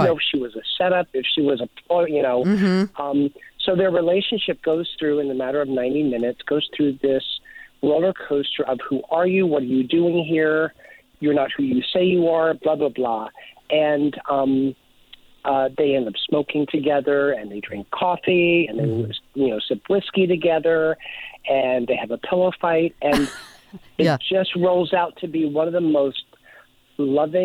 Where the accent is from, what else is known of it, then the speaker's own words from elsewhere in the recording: the South, United States; I grew up in the South